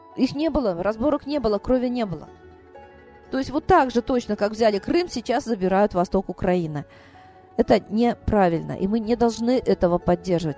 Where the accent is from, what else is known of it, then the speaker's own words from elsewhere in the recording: Russia; Они знали, что я из России